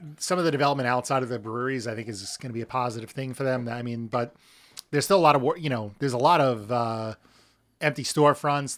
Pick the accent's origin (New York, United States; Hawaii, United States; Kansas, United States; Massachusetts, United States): New York, United States; Lindenhurst; born and raised in Lyndhurst